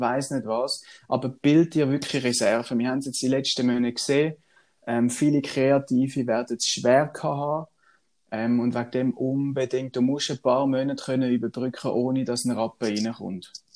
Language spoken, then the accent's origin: German; Swabia, Germany; ich bin ja ein gebürtiger Schwab